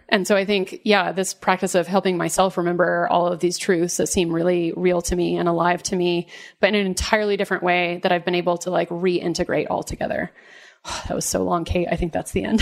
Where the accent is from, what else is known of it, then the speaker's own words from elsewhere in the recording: Dallas, Texas, United States; I grew up in the South, in Dallas, in Texas